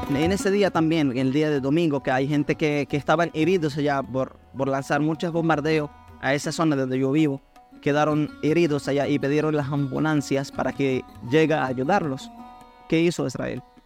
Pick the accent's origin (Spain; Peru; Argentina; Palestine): Palestine; Khan Younis, Gaza Strip; Spanish is a second language; now in Venezuela; yo soy palestino que vivía en, Gaza, en el lugar, mi ciudad llamada Han